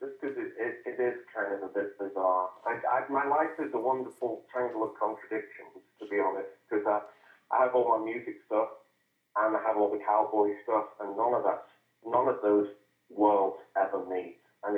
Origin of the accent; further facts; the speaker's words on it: England, United Kingdom; now in Arizona, United States; I think I'm probably the only English cowboy in northern Arizona, and everyone thinks I'm Australian because, you know, I look like a cowboy.